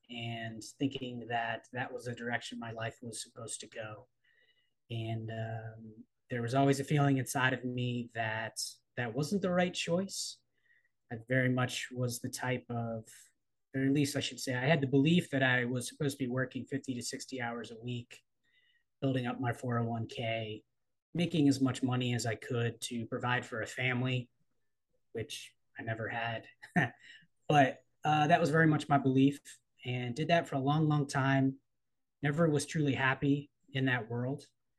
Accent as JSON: {"language": "English", "town": "Baltimore", "region": "Maryland", "country": "United States", "tie": "born there", "also_born_or_lived": "East Coast of the United States", "said": "I'm originally from the East Coast of the United States. I was born in Baltimore, moved around a lot as a kid as a result of my father's employment decisions, put it that way, and ended up back in Baltimore for college"}